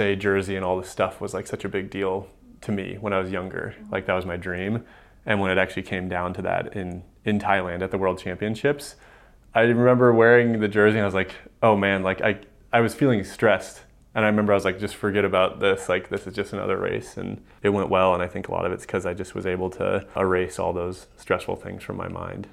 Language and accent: English; Missoula, Montana, United States; I grew up in Missoula and then went away for college